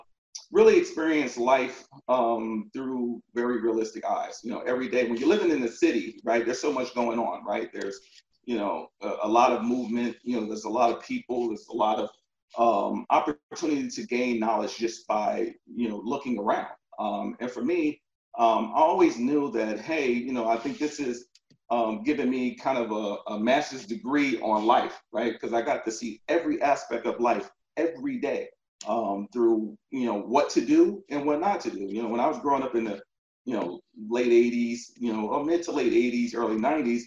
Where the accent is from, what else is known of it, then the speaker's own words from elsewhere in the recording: Elizabeth, New Jersey, United States; moved away; also born or lived in Virginia; I'm from New Jersey, northern New Jersey, a town called Elizabeth, very small town, Elizabeth, New Jersey, right next to Newark Airport, if you're familiar. So I grew up there, went to elementary, middle school, and high school there.